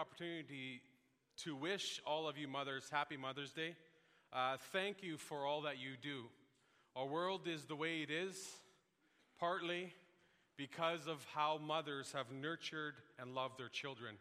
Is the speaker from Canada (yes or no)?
yes; La Crete, Alberta, Canada; moved away as an adult; also born or lived in Picture Butte, Alberta; Fort McMurray is about 7 hours away from my hometown of Lacrete